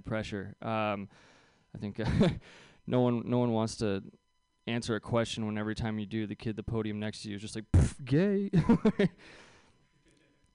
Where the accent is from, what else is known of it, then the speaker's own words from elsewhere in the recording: Bay Area, California, United States; I grew up here in the Bay Area